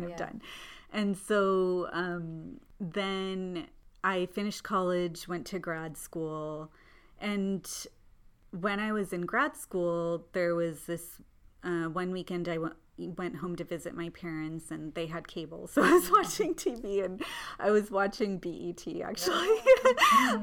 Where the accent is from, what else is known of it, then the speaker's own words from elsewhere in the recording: Southern California, United States; also born or lived in Kerala, India; I grew up in Southern California